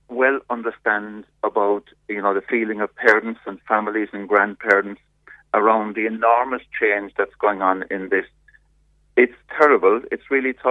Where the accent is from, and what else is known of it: Ireland